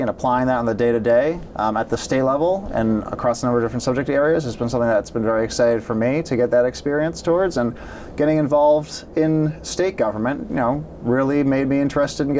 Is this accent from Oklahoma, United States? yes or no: no; Franklin, Massachusetts, United States; I grew up here in Franklin, so I've spent most of my life here. Graduated Franklin High in 2009